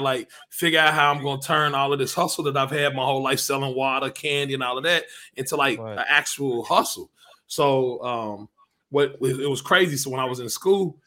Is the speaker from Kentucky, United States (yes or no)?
yes; Lexington, Kentucky, United States; I'm from Lex, man. Lexington, Kentucky